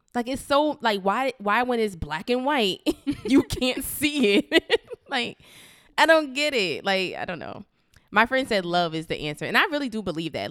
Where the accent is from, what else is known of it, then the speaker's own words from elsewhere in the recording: Paterson, New Jersey, United States; in my hometown of Patterson